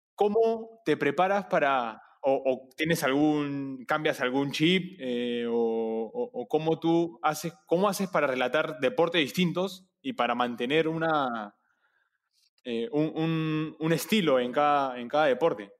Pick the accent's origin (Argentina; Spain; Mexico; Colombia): Argentina; moved away; also born or lived in Peru; soy, soy, soy argentino nacionalizado peruano